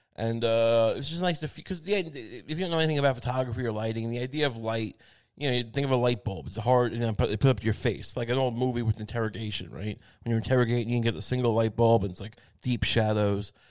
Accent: Long Island, New York, United States; I'm from Long Island

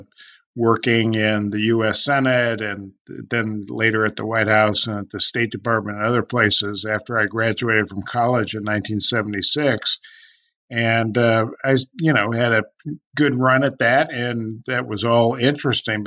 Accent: California, United States; I was growing up in California.

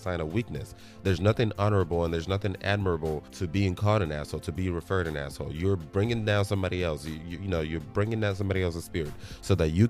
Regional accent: Nigeria; moved away; especially as a Nigerian, especially, you know, coming from Nigeria, having lived in Nigeria

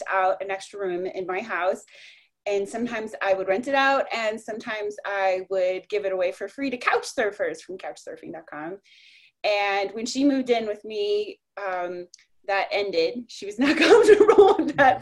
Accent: Colorado, United States; moved away as an adult; also born or lived in Orlando; now in South Florida, United States; I grew up in Colorado

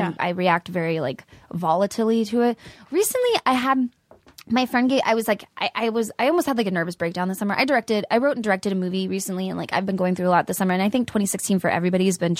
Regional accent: San Antonio, Texas, United States; born there; I was born in San Antonio, and I moved around a lot.

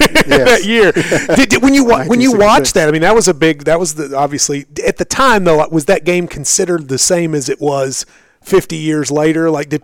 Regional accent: Middlesboro, Kentucky, United States; Middlesbrough, my hometown.

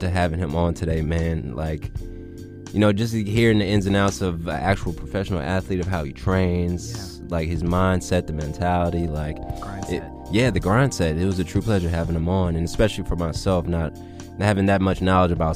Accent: Virginia, United States; we're from Virginia

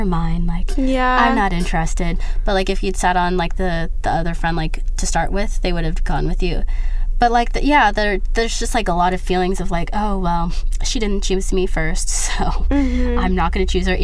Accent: United States; But I'm American and I'm not accustomed to that.

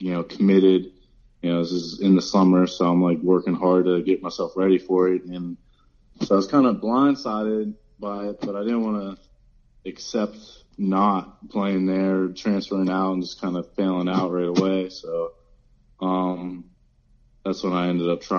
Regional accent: Reynoldsville, Pennsylvania, United States; I grew up in a town called Reynoldsville, Pennsylvania

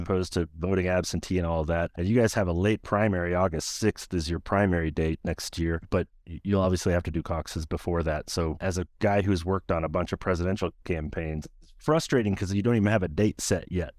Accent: Des Moines, Iowa, United States; my hometown of Des Moines, Iowa

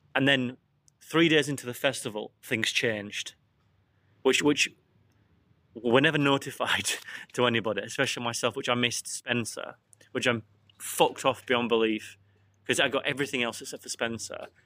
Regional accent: England, United Kingdom; I'm English

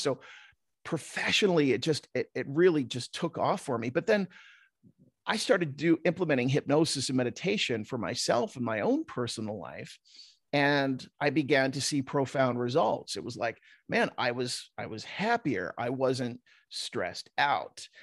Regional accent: New Jersey, United States; now in Utah, United States; growing up in South Jersey, and every kid I went to high school with was like a cliche of The Sopranos

